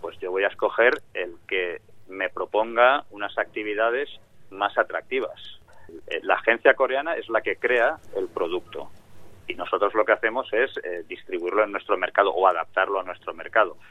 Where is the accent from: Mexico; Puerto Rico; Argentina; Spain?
Spain; en mi tierra, en España